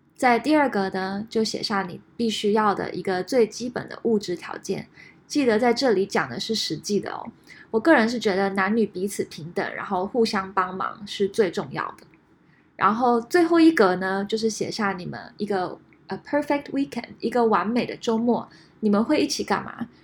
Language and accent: Chinese; Taiwan; moved away as an adult; also born or lived in United States / France; now in San Francisco Bay Area, United States; 我在台湾长大，后来在美国留学